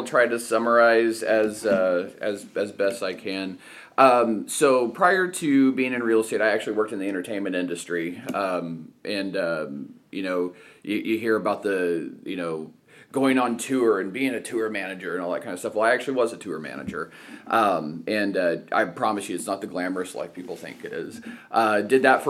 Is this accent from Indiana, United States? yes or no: yes; Evansville, Indiana, United States; moved away as an adult; also born or lived in Muncie, Indiana / Cleveland, Ohio / Fishers, Indiana; Grew up in Southern Indiana, okay. in Evansville. Born and raised in Evansville